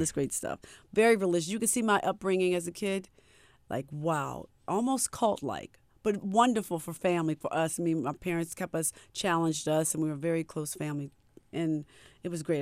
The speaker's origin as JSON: {"language": "English", "town": "Baltimore", "region": "Maryland", "country": "United States", "said": "we're all from Baltimore"}